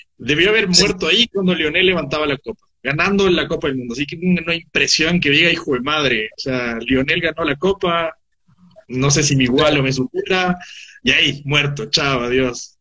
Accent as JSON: {"language": "Spanish", "country": "Ecuador", "said": "yo como ecuatoriano"}